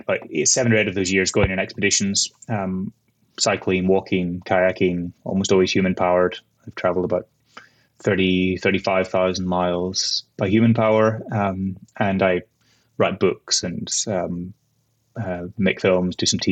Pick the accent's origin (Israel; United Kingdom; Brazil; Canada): United Kingdom; Northern Ireland; moved away as an adult; also born or lived in Kent; now in Iraq; I'm from Northern Ireland originally. I grew up there.